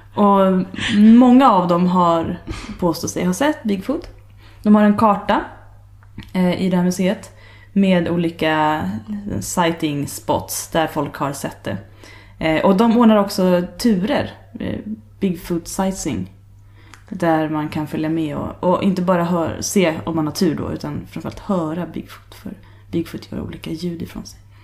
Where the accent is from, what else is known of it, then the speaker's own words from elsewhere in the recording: Sweden; jag var från Sverige